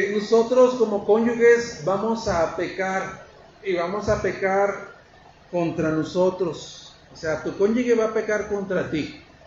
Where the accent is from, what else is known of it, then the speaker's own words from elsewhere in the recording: Mexico; somos machos mexicanos